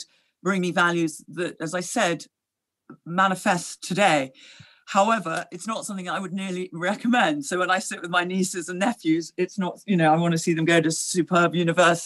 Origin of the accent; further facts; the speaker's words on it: London, United Kingdom; also born or lived in Gstaad, Switzerland; I grew up in London, and certainly in my formative years, I was at school there